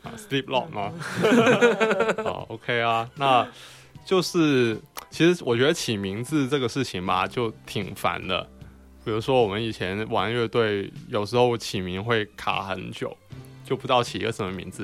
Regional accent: Guangzhou, Guangdong, China; 我们广州话叫食字啊

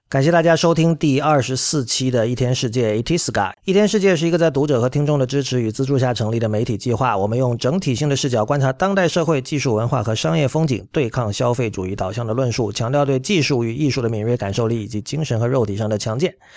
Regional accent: China; 我们作为中国人

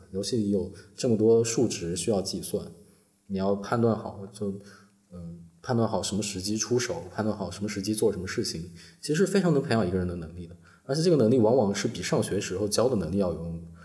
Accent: Northern Jiangsu, China; 我在苏北长大嘛，苏北的学校初中、高中都有晚自习

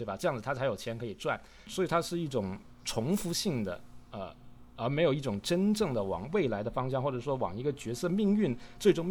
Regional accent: China; 其实就是我们中国人说的喜怒哀乐的这种时刻中去

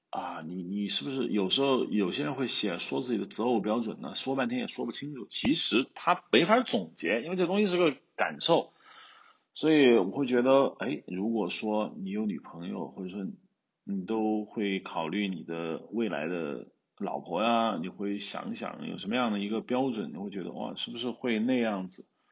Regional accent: Hubei, China; accent: Hubei dialect; 我们湖北方言

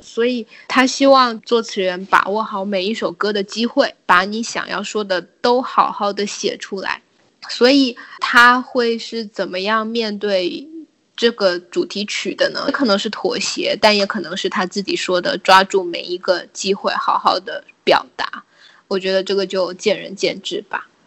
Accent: China; 我们从小在大陆长大

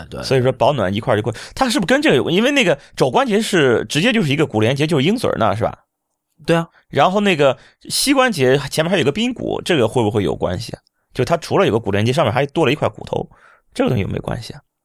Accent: Shandong, China; moved away as an adult; now in Hangzhou, China; 刚刚来，来杭州，以前我是北方人，我山东人。在山东的时候，过冬没觉得这么难过。现在来到杭州，不是现在，当初，应该是十几年前来到杭州的时候

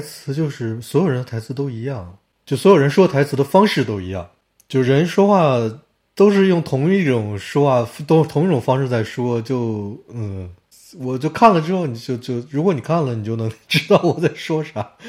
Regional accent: Harbin, Heilongjiang, China; 我家乡哈尔滨

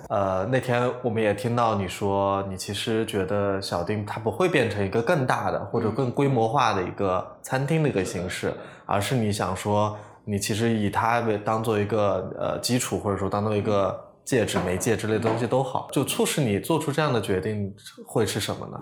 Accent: Lanzhou, Gansu, China; also born or lived in Guangzhou; now in Hangzhou, China; 我是兰州人嘛

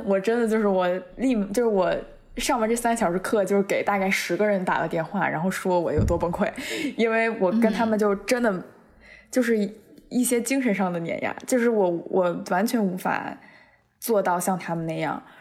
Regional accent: Beijing, China; moved away as an adult; now in United States; 作为一个，一个纯纯地在北京土生土长长大的孩子

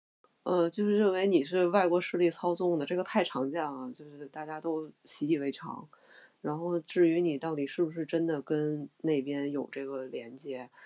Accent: Russia; Chinese is a second language; 对，意思说就是特朗普亲不亲俄，跟跟俄罗斯就是跟作为俄罗斯人的我有什么关系呢？

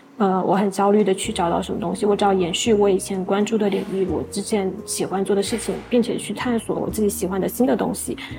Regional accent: Jiangsu-Zhejiang, China; now in Chengdu, China; 它其实不太像江浙那边，我觉得我们江浙那边可能更多的。嗯，饮食文化还是以独食为主

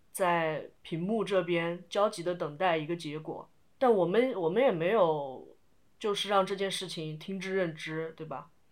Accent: Sichuan, China; 我本身是四川人嘛

